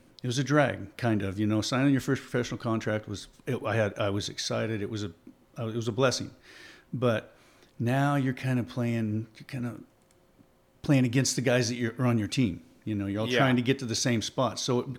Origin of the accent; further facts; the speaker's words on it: Oregon, United States; I grew up in Oregon, in Southern Oregon. And we had some really good baseball teams. It was a very athletic area.